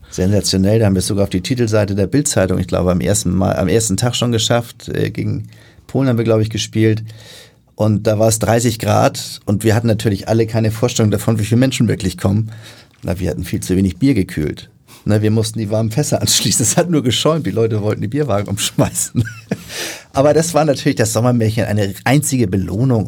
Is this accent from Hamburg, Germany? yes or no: yes; Hamburg, Germany; bin ich natürlich in Hamburg geboren